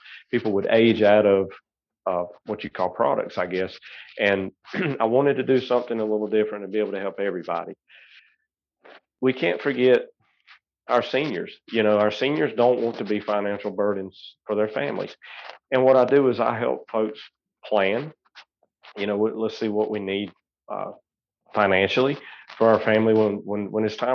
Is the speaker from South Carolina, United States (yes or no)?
yes; Seneca, South Carolina, United States; I actually grew up in Seneca. I'm a Bobcat. I was 1992, born at Oconee Hospital in 74 and, kind of moved around a little bit, never really have left the upstate.